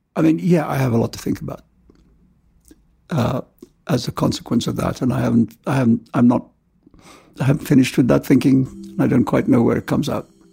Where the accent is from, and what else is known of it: India; born or raised there; also born or lived in London; now in New York, United States